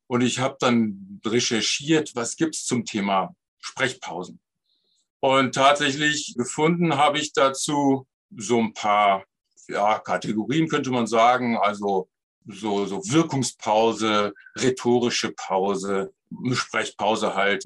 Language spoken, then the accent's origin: German; Bergisches Land, North Rhine-Westphalia, Germany; also born or lived in Cologne; ich wohnte damals im Bergischen Land